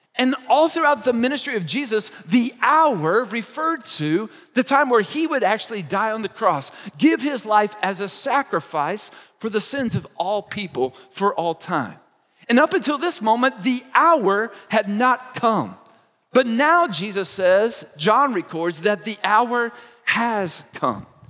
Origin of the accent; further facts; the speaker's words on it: Kentucky, United States; moved away as an adult; now in Indiana, United States; I grew up in Kentucky. I've lived most of my adult life here in Indiana